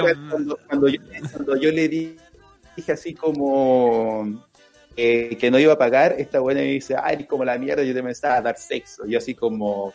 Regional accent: Chile; De Chile

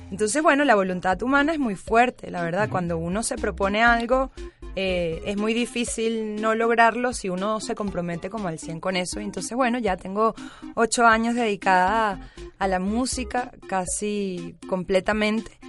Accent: Caracas, Capital District, Venezuela; moved away as an adult; now in Mexico City, Mexico; yo soy cantautora, nací en Caracas, Venezuela, y tengo dos años y medio ya viviendo acá en Ciudad de México.

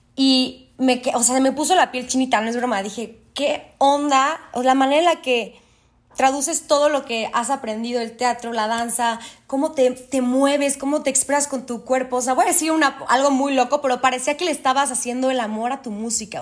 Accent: Mexico City, Mexico; yo soy de la Ciudad de México

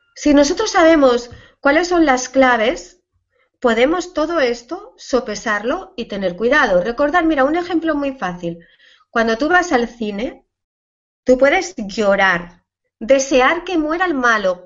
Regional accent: Asturias, Spain; mi tierra se come fabada

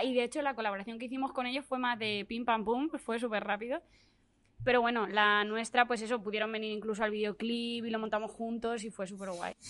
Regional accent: Albacete, Castilla-La Mancha, Spain; moved away; also born or lived in Valencia; yo soy la de Albacete

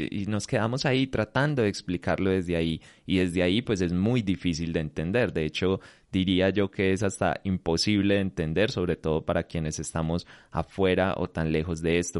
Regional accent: Colombia; acá en mi país, en, en, Colombia

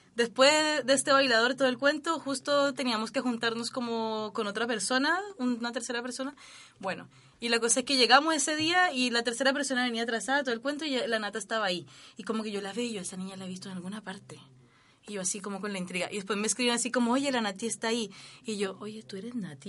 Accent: Cali, Valle del Cauca, Colombia; now in Chile; yo vengo de Cali también

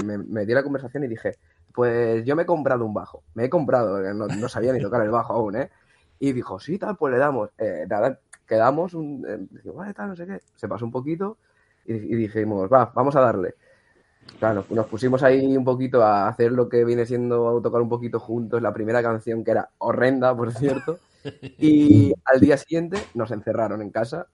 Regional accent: Massamagrell, Valencian Community, Spain; Somos de Masamagrey, al lado cerca de, Rafael Buñol

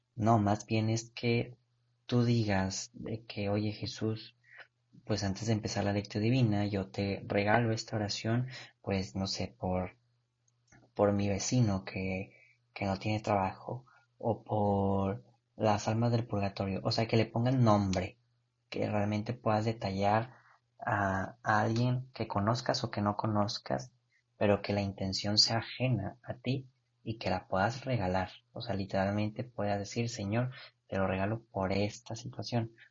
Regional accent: Mexico; nosotros como mexicanos

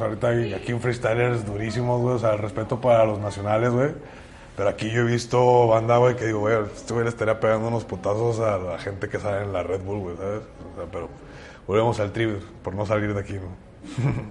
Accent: Ciudad Valles, San Luis Potosí, Mexico; soy de Ciudad Valles, que no tenemos como artistas referentes de aquí

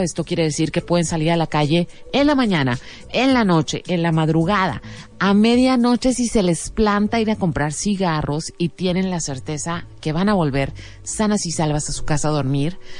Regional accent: Mexico; nosotros como mexicanos

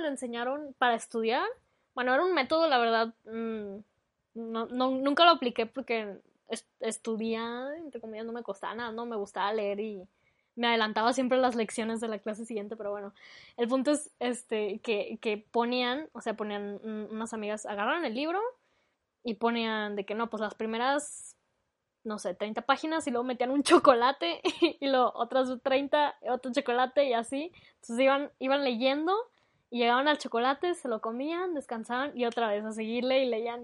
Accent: Mexico; sí somos bastante creativos, la verdad, para ser mexicanos

